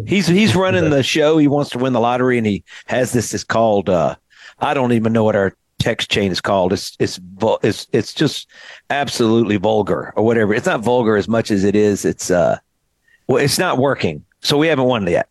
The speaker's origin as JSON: {"language": "English", "town": "Greenville", "region": "Mississippi", "country": "United States", "tie": "born or raised there", "also_born_or_lived": "Nashville", "moved": "as an adult", "said": "I grew up in Greenville, Mississippi. I moved back to Greenville."}